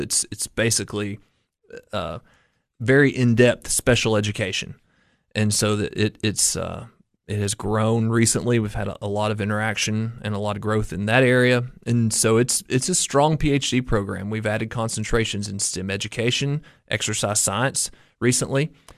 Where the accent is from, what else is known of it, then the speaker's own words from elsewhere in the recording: Coalfield, Tennessee, United States; moved away as an adult; also born or lived in Cookeville, Tennessee; all the way back to Morgan County, to my hometown